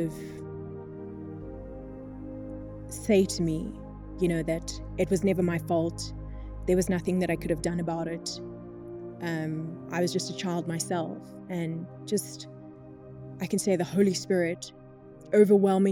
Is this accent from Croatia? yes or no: no; East Rand, Gauteng, South Africa; I grew up in the East Rand.